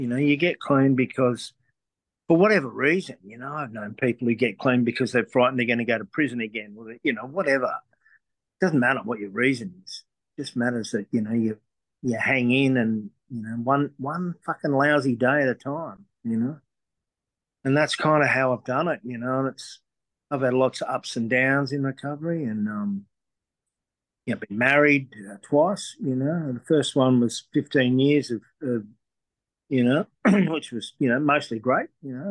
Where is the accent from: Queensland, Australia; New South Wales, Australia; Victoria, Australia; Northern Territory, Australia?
New South Wales, Australia; Sydney; I grew up on the North Shore of Sydney